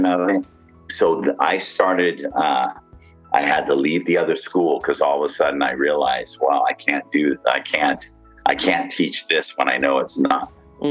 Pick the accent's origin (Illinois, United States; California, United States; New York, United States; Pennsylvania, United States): California, United States; Southern; I grew up in Southern California